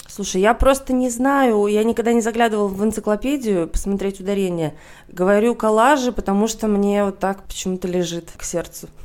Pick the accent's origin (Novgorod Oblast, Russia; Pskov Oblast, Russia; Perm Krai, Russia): Novgorod Oblast, Russia; Veliky Novgorod; moved away as an adult; also born or lived in Moscow; в моей гимназии, где я училась в городе Великий Новгород